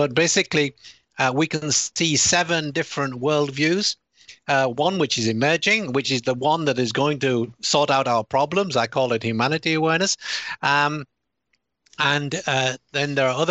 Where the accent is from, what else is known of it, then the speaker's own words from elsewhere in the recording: United Kingdom; accent: British; moved away; also born or lived in United States; although I sound British and I have a British citizen, I'm also an American citizen. I lived there for 24 years